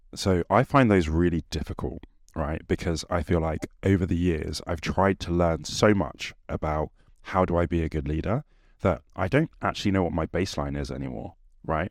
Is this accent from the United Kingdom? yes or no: yes; England, United Kingdom; our competitive nature as English people